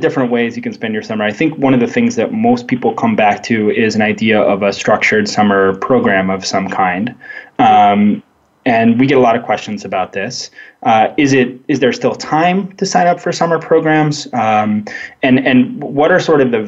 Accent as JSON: {"language": "English", "region": "Arizona", "country": "United States", "tie": "born or raised there", "moved": "yes", "said": "Where I grew up in Arizona"}